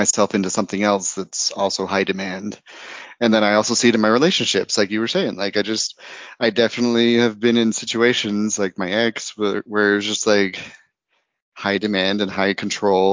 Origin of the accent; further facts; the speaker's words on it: United States; moved away as an adult; also born or lived in Idaho; growing up in Utah and Idaho